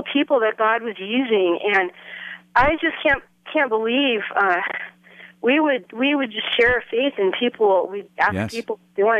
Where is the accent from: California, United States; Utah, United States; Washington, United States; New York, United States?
California, United States; Southern; now in Fort Collins, United States; I grew up in Southern California, and I in my teen years back in the 70s, early 70s, I got to be involved with Calvary Chapel Costa Mesa on Saturday nights.